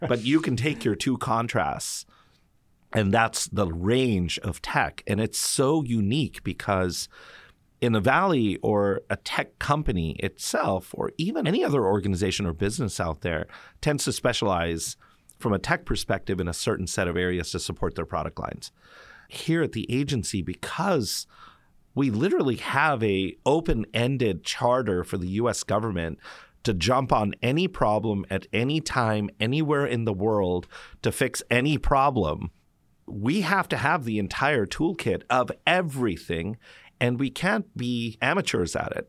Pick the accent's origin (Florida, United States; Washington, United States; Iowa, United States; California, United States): California, United States; Mountain View; also born or lived in New York; I grew up in Mountain View, California. I was born there